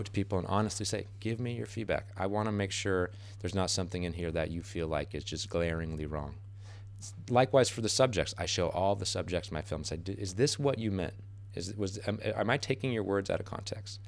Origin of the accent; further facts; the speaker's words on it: United States; as an American